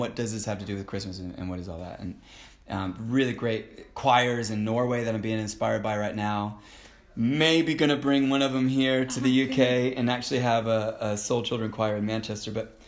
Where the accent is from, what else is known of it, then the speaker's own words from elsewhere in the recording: Jerusalem, Jerusalem District, Israel; moved away as an adult; also born or lived in Florida, United States; No, I was born in Florida. Grew up in Jerusalem, in Israel, from the age of 12 to 19. Went to Bible College in California